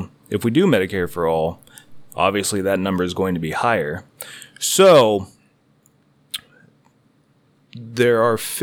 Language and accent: English; United States; we Americans